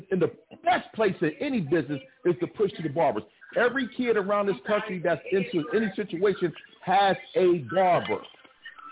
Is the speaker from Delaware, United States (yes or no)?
yes; Wilmington, Delaware, United States; I'm from Wilmington, Delaware